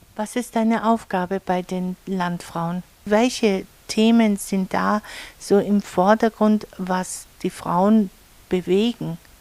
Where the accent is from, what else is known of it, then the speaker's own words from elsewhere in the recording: Allgäu, Bavaria, Germany; bei uns im Allgäu